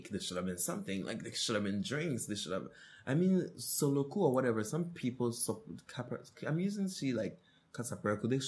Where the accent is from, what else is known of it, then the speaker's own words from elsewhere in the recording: Nigeria; I'm Nigerian.